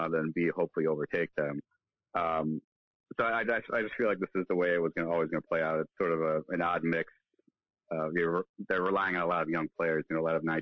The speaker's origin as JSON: {"language": "English", "country": "United States", "said": "speaking as an American, as a fan of American sports as well"}